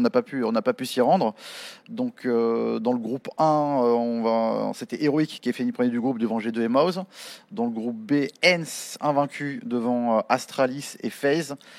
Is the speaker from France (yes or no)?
yes; France; nous aussi en tant que Français